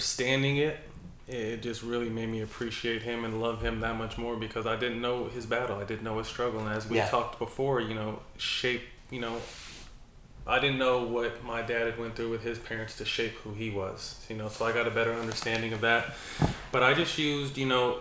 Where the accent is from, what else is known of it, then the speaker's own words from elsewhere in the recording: Sacramento, California, United States; also born or lived in San Jose, California; It's starting in third grade when I moved from San Jose to Sacramento